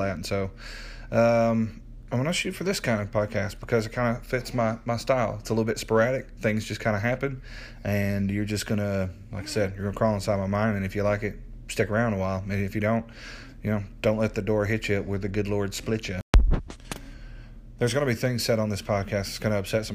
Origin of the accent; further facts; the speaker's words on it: Middle Tennessee, United States; moved away as an adult; My wife and I just moved back to my hometown here in Middle Tennessee.